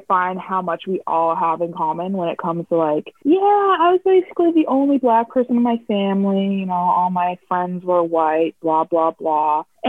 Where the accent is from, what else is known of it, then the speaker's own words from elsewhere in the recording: Dartmouth, Nova Scotia, Canada; I grew up in Dartmouth. I would call Dartmouth my home. I love Dartmouth.